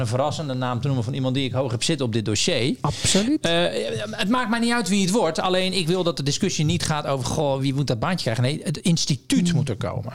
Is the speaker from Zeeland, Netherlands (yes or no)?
yes; Zeeland, Netherlands; ik kom uit Zeeland